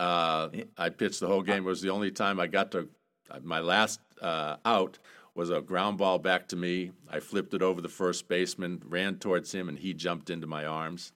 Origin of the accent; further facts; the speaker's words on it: South Portland, Maine, United States; I grew up in Maine, South Portland, Maine